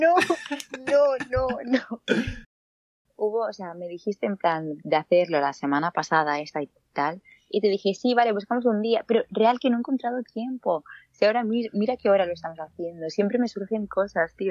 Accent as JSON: {"language": "Spanish", "town": "Granollers", "region": "Catalonia", "country": "Spain", "said": "soy de Granollers"}